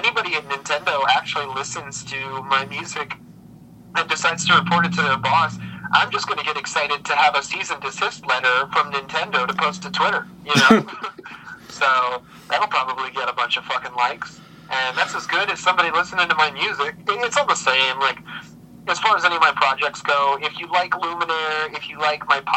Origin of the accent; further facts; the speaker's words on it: Saugatuck, Michigan, United States; moved away as an adult; also born or lived in Holland, Michigan / Pittsburgh; technically born in Holland Hospital, but I grew up in Saugatuck